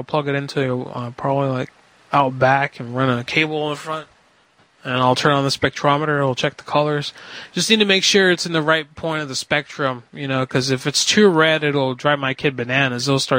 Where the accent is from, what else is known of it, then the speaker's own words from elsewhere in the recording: Hartford, Connecticut, United States; I'm from the city. I'm from Hartford, Connecticut. Yeah, I'm from Hartford, Connecticut. I'm from the city, and I just retired.